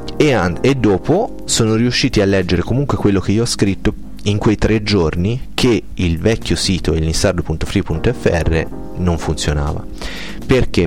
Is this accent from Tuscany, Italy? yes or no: yes; province of Arezzo, Tuscany, Italy; moved away as an adult; also born or lived in province of Pisa; 18 anni in provincia d'Arezzo più 6 anni e mezzo in provincia di Pisa